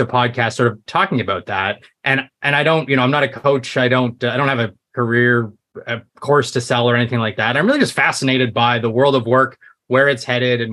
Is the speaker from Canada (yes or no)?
yes; Canada; I'm Canadian